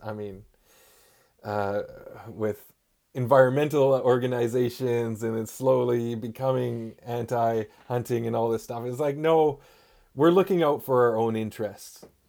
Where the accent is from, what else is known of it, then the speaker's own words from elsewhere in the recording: Gitxaala First Nation, Northwest Coast, British Columbia, Canada; I'm from the Git Gap First Nation on the Northwest Coast